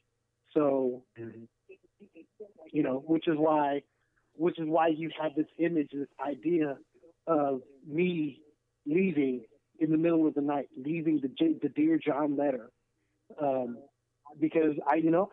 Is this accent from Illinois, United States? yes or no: no; Kansas, United States; moved away as an adult; now in St. Louis, United States; I'm actually originally from Kansas.